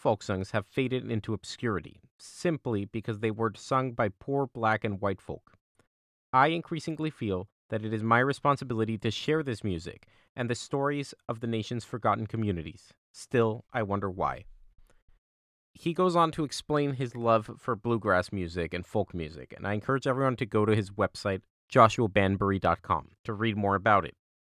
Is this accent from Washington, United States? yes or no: no; Austin, Texas, United States; I had just moved back to my hometown of Austin, and I was looking for any chance to continue singing.